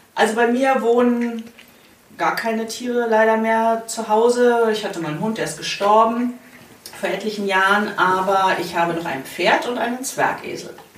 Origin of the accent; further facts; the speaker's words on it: Bamberg, Bavaria, Germany; moved away as an adult; tatsächlich bin ich vor einem Jahr nach Vierrett gezogen, aber ich sage immer, ich komme aus Bamberg.